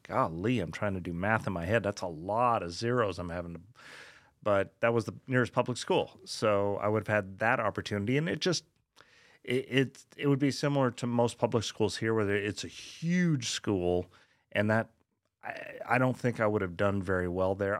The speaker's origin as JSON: {"language": "English", "region": "Colorado", "country": "United States", "tie": "born or raised there", "also_born_or_lived": "West Orange, New Jersey / Long Island, New York", "moved": "as an adult", "lives_now": "Texas, United States", "said": "we moved there when I was four. uh, and basically grew up there"}